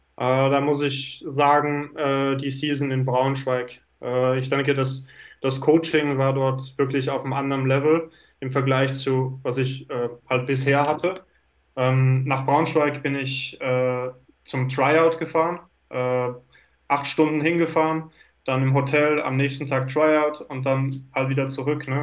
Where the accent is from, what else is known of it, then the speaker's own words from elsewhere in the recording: Switzerland; moved away as an adult; also born or lived in Lausanne; now in Finland; Bin, äh, geboren in der Schweiz, aber bin auch Deutscher vom Pass her